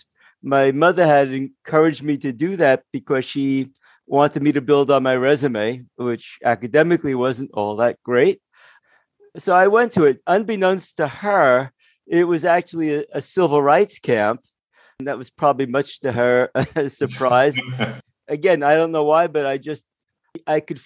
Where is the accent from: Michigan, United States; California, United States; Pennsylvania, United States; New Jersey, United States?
New Jersey, United States; Jersey City; I grew up in Jersey City